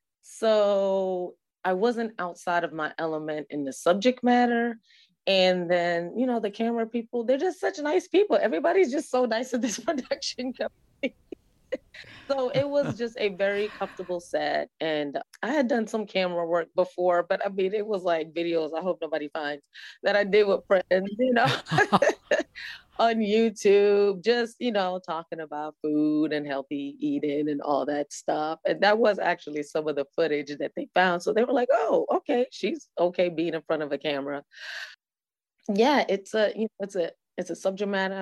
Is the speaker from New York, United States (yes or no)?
yes; New York City, New York, United States; also born or lived in Trinidad; now in Atlanta, United States; I was born and raised in New York. I moved to Atlanta like in 1992.